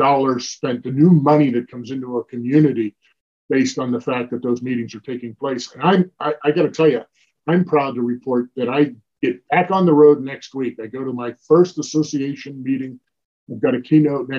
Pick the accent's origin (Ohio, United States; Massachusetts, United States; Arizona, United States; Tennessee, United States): Arizona, United States; a fellow Arizonan